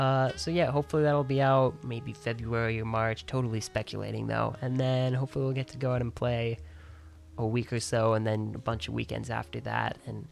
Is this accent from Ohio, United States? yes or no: yes; Dayton, Ohio, United States; moved away as an adult; now in New York, United States; Yep, I grew up in Dayton, Ohio, the little suburb of Centerville.